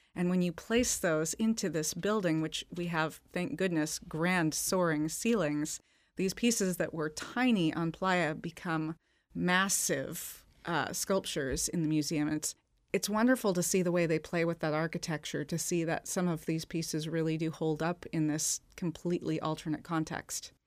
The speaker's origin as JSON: {"language": "English", "town": "Seattle", "region": "Washington", "country": "United States", "said": "I'm from Seattle."}